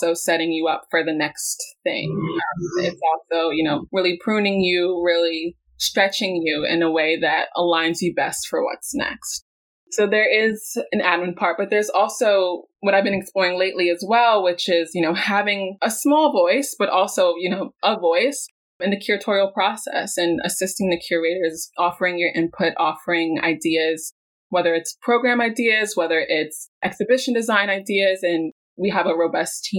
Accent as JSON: {"language": "English", "town": "New York City", "region": "New York", "country": "United States", "tie": "born or raised there", "also_born_or_lived": "Florida", "said": "growing up in Brooklyn, I've been really immersed with the Brooklyn Museum"}